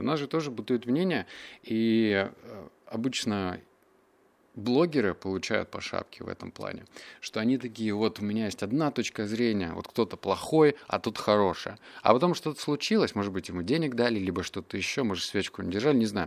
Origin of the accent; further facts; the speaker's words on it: Russia; also born or lived in Barnaul, Russia / Novosibirsk, Russia; я рос в Барнауле, я рос в Новосибирске.